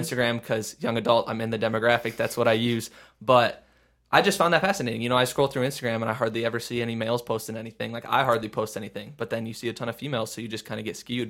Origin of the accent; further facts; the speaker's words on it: Midwest, United States; we're from the Midwest